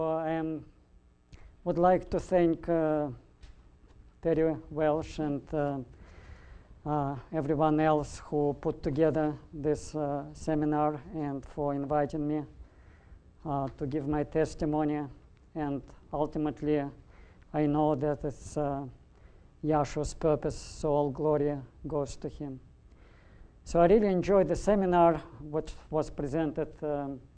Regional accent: Russia; moved away as an adult; now in United States; born and raised in Russia and living in the United States. So half of my life, about 32 years, I lived in Soviet Russia

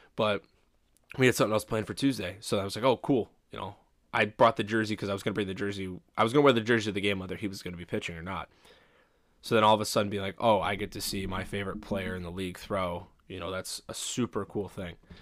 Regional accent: Chicago suburbs, Illinois, United States; as a kid growing up in the Chicago suburbs, I went to Brookfield Zoo, Lincoln Park Zoo

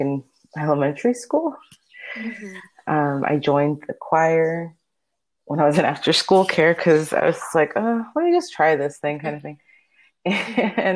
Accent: Miami, Florida, United States; first language Spanish; English is a second language; moved away; I grew up in Miami, Florida

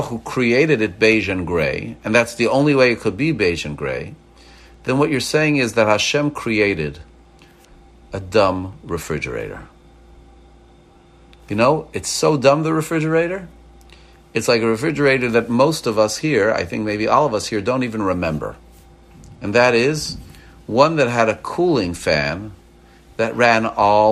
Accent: Montreal, Quebec, Canada; now in Maryland, United States; I grew up in Montreal, but you know, I left Montreal 38 years ago. My body's thermostat changed to be able to take Maryland humidity instead of Canadian frigidity

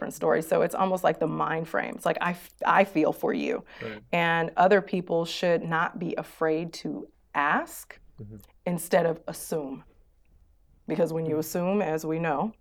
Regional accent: St. Louis, Missouri, United States; moved away as an adult; also born or lived in Houston, Texas; now in Abu Dhabi, United Arab Emirates; I am from St. Louis, Missouri in the United States. I actually moved here in 2011 from Houston, Texas

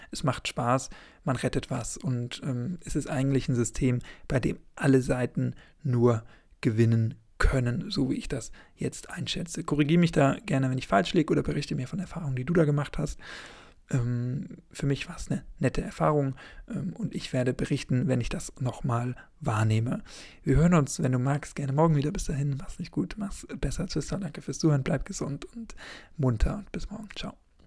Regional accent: Schleswig-Holstein, Germany; ich komme natürlich aus Schleswig-Holstein

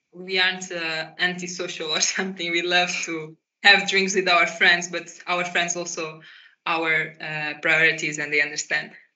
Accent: Portugal; moved away as an adult; now in Netherlands; I grew up in Portugal and I started to study uh, with my bachelor's here in Netherlands

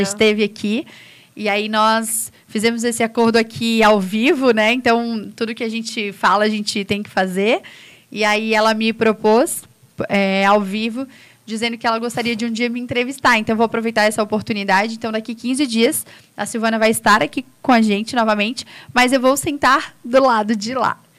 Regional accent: São José, Santa Catarina, Brazil; moved away as an adult; now in Santo Amaro da Imperatriz, Brazil; Eu sou lá de São José e agora minha vida está aqui

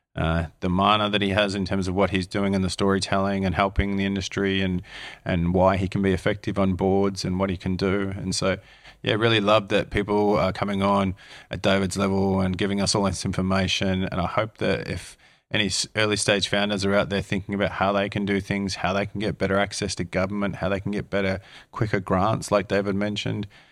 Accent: Australia; moved away as an adult; now in New Zealand; as an Aussie who grew up in Australia

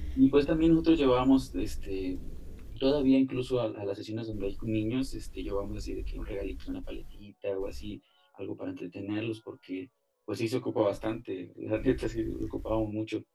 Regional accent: Altamira, Tamaulipas, Mexico; also born or lived in Ébano, San Luis Potosí; now in Mexico City, Mexico; yo nací en Ébano, San Luis Potosí, pero toda mi vida vivía en, en Altamira, Tamaulipas, cerca de Tampico

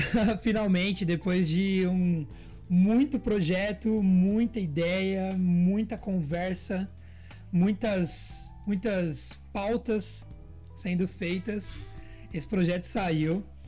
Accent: interior of São Paulo, Brazil; sou um menino do interior, não sou do centro de São Paulo

